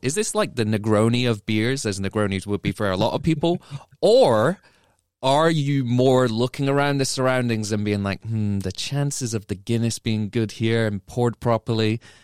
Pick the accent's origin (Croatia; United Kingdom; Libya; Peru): United Kingdom; England; also born or lived in Scotland / Ireland (ancestry); now in United States; I was born in Scotland, grew up in England, but do have Irish ancestry as well.